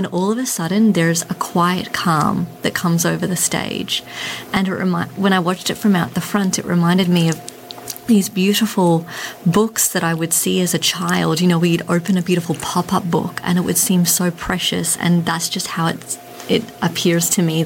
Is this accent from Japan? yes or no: no; Australia; moved away; growing up in Australia